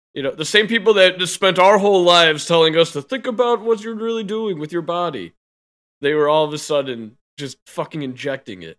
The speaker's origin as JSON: {"language": "English", "town": "Chicago", "region": "Illinois", "country": "United States", "tie": "born or raised there", "said": "I'm born and raised in Chicago."}